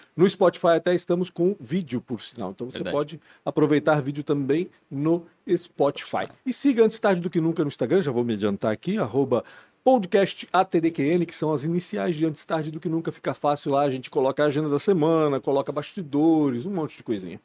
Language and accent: Portuguese; Blumenau, Santa Catarina, Brazil; also born or lived in Belo Horizonte, Minas Gerais; eu vim de Belo Horizonte para Blumenau, eu tinha seis anos de idade